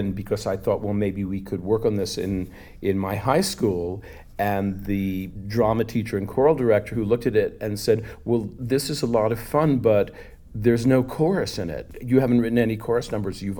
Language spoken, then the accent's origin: English; Long Island, New York, United States; I'm a Long Island Jewish boy. You know, I grew up close to New York City